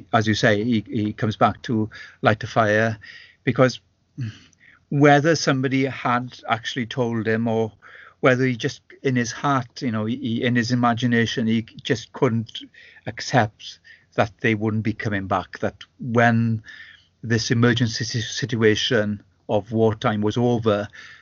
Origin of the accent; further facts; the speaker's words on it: Llanwrtyd Wells, Wales, United Kingdom; now in Ceredigion, United Kingdom; I was brought up in my primary school years in Llanwrtyd, which is the north of Epynt, and it was a Welsh speaking community, as Welsh speaking as the one I live